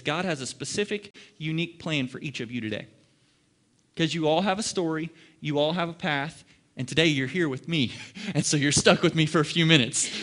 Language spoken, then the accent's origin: English; Ohio, United States; now in Dallas, United States; I'm in the Dallas Metroplex, and I'm not from here. I'm from Ohio.